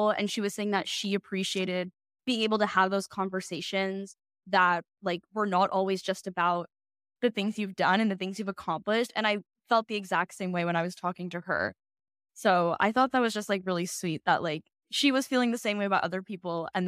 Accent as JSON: {"language": "English", "town": "Cleveland", "region": "Ohio", "country": "United States", "lives_now": "Atlanta, United States", "said": "I am from Cleveland, Ohio originally, but I go to school in Atlanta, Georgia now."}